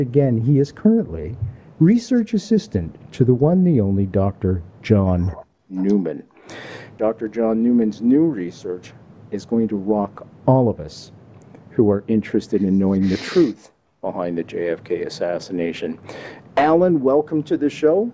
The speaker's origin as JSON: {"language": "English", "country": "Canada", "said": "me being Canadian"}